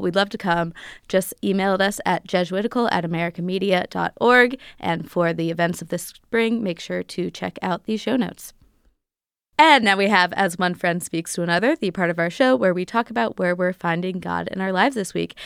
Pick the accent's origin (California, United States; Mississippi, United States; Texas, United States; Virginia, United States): Virginia, United States; Arlington; my hometown, Arlington, Virginia